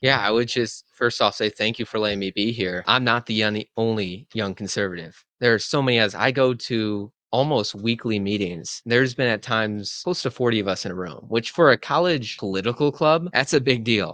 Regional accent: Illinois, United States; now in Duluth, United States; I'm from Illinois

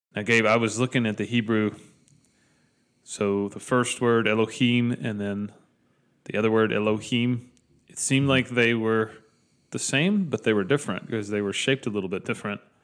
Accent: Dalton, Georgia, United States; I grew up in Dalton.

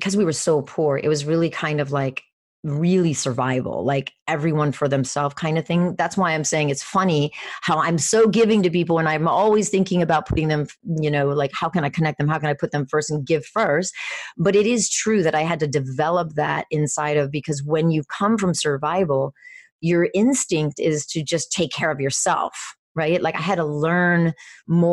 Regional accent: Venezuela; born or raised there; moved away

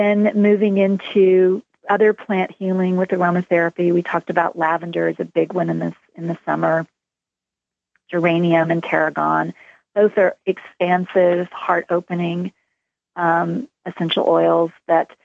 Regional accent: Texas, United States; moved away; I grew up in Texas

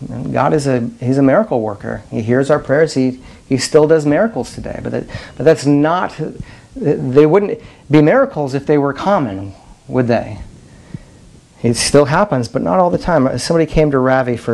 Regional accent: Madison, South Dakota, United States; moved away; in Madison, my hometown

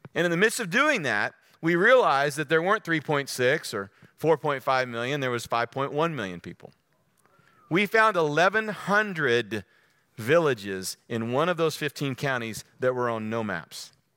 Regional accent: Texas, United States; I'm from the Lone Star State.

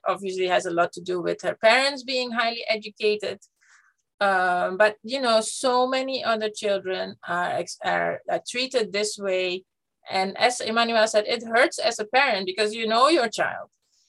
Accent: Netherlands; first language Dutch; English is a second language; I was lucky to have always had education in my mother tongue, in Dutch.

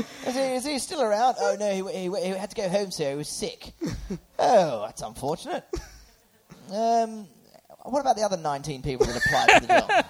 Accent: Birmingham, West Midlands, United Kingdom; I'm from Birmingham, what do you expect?

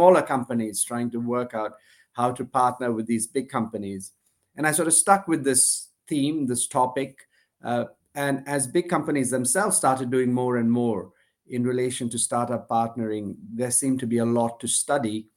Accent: India; moved away as an adult; also born or lived in United States / Glasgow, Scotland; I was born in India to an Indian father and a Sri Lankan mother. And my earliest years were in the US, actually, shortly after I was born. My parents went to grad school, but then eventually came back went back to India

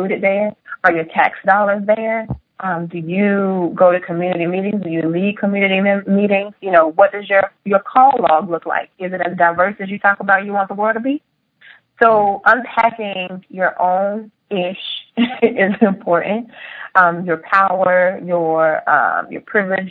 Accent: Rich Square, North Carolina, United States; growing up in Rich Square, North Carolina

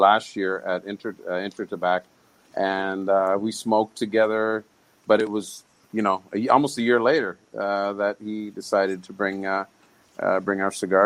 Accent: Canada; moved away; being Canadian

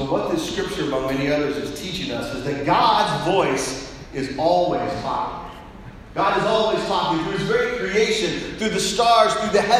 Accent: Colorado Springs, Colorado, United States; I grew up in Colorado Springs, Colorado.

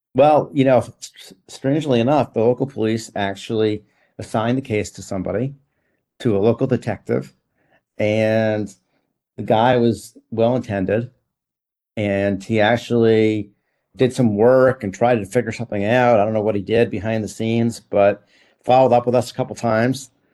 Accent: New York, United States; I'm a New Yorker

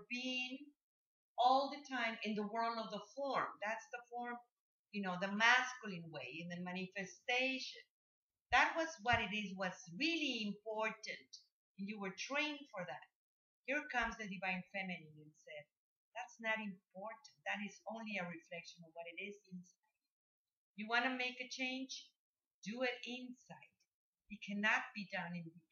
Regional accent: Mexico; I come from Mexico, and yeah, my father was very strong man

